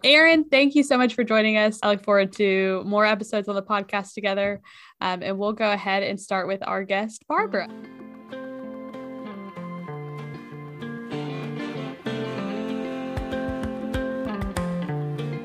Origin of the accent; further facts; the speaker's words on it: South Florida, United States; moved away as an adult; now in Kentucky, United States; I came from South Florida